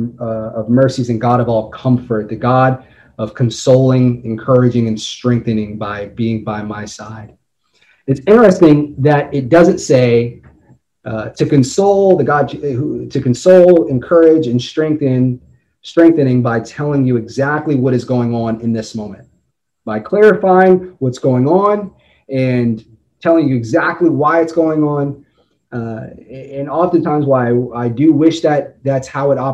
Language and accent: English; Las Vegas, Nevada, United States; moved away; also born or lived in Boston; I was raised in Las Vegas